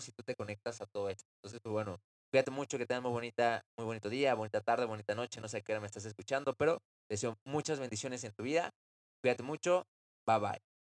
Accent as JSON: {"language": "Spanish", "region": "Mexico City", "country": "Mexico", "tie": "born or raised there", "said": "nací en la Ciudad de México"}